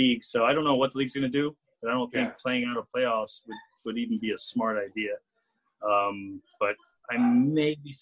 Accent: New York City, New York, United States; also born or lived in New Jersey; I was born in Queens, and was raised on the East Coast in New York and New Jersey, but both my parents were born in Chile.

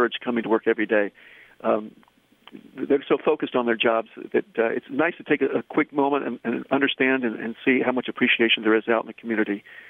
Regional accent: Tennessee, United States; accent: Southern; now in Boston, United States; you may be able to tell from my voice that I'm from the South. I'm from Tennessee

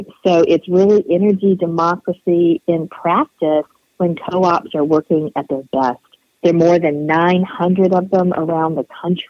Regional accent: LaGrange, Georgia, United States; I'm from LaGrange, Georgia, which is in a predominantly rural county, Troop County.

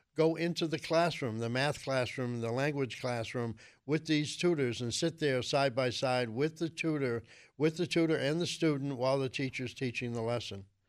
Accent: Boston, Massachusetts, United States; I grew up in Alston

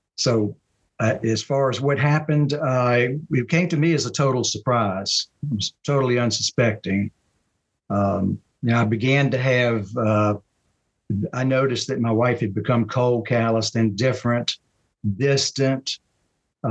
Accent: Marion, South Carolina, United States; moved away as an adult; now in Charlotte, United States; I'm from Marion, South Carolina, a small town in South Carolina, about 120 miles. It would be southeast of Charlotte, North Carolina, not too far from Myrtle Beach. So I grew up there

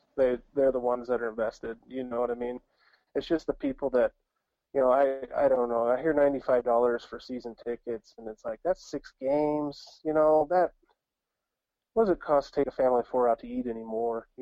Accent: Iowa, United States; moved away; growing up in Iowa

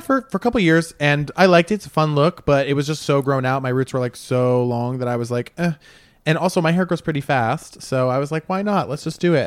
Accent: Rhode Island, United States; moved away as an adult; now in New York City, United States; I grew up in Rhode Island

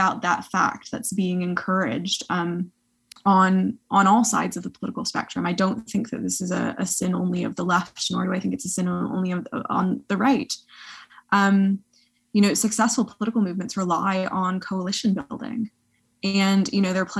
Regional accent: United States; moved away as an adult; also born or lived in Canada; now in Oxford, United Kingdom; I'm American

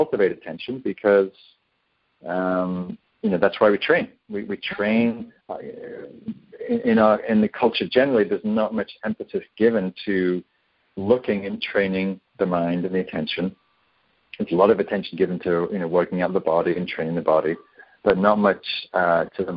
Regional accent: the north of England, United Kingdom; moved away as an adult; also born or lived in London; now in Northern California, United States; I grew up in England in the north, and I moved to London

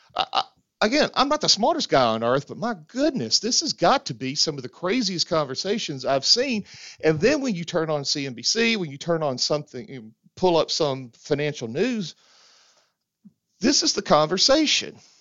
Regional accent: the South, United States; as a Southerner

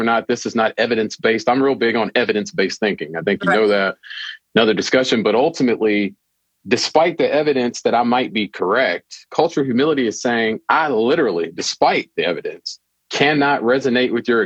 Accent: Louisville, Kentucky, United States; I'm born and raised in Louisville, Kentucky

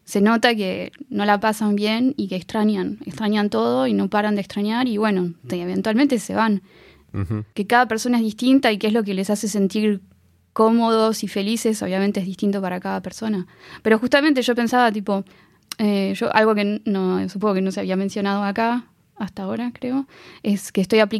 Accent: Argentina; now in France

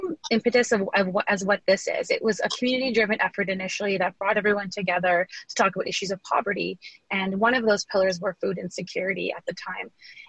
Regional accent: Windsor, Ontario, Canada; I'm originally from Windsor, but I actually work in the GTA, Halton and Hamilton.

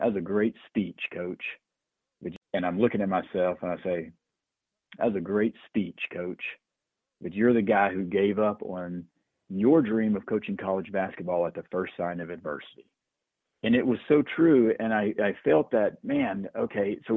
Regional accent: Atlanta, Georgia, United States; I grew up in the Atlanta area

